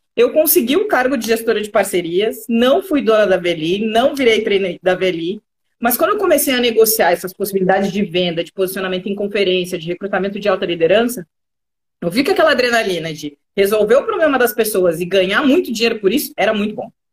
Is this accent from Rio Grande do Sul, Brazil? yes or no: yes; Rio Grande do Sul, Brazil; accent: gaúcho; moved away as an adult; now in São Paulo, Brazil; eu sou gaúcha, eu vim passar minha quarentena aqui